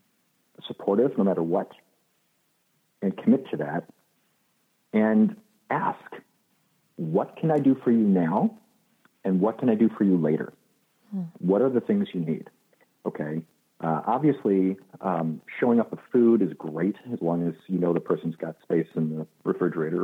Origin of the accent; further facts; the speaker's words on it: Illinois, United States; now in Los Angeles, United States; I grew up in Illinois.